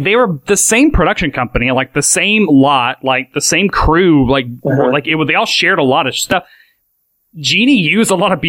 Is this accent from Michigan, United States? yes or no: no; Tennessee, United States; I mean, I'm from Tennessee.